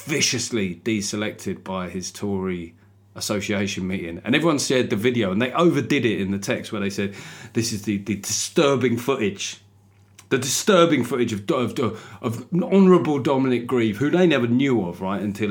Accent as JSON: {"language": "English", "region": "London", "country": "United Kingdom", "accent": "Cockney", "said": "I'm from London"}